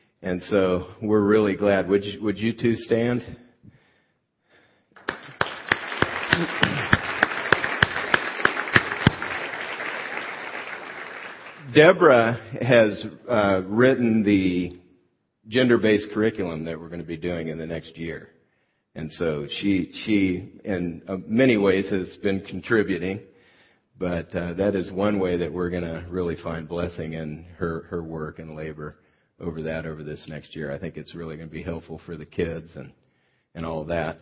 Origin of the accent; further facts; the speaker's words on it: California, United States; moved away as an adult; also born or lived in Fort Worth, Texas; I moved from California. I'm native Californian, went to Fort Worth, Texas